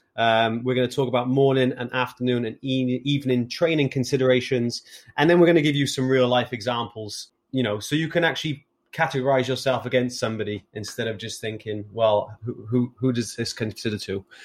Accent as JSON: {"language": "English", "region": "Wales", "country": "United Kingdom", "said": "as a Welshman with seven GCSEs"}